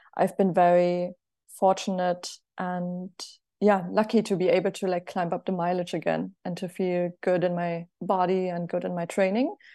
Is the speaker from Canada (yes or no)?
no; Germany; also born or lived in United States; I'm also from Germany